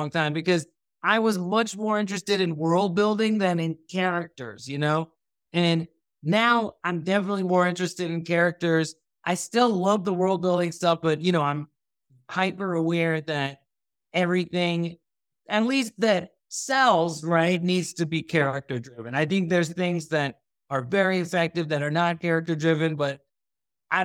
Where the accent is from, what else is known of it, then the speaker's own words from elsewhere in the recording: Thailand; also born or lived in United States; I am Pakistani, but I grew up in Thailand, but I was born in the U.S. I've lived all over the U.S., right?